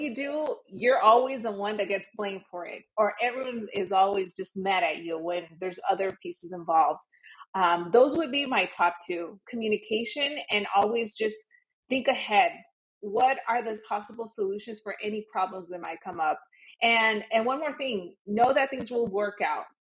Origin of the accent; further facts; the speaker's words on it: Los Angeles, California, United States; moved away as an adult; now in Miami, United States; Born and raised in Los Angeles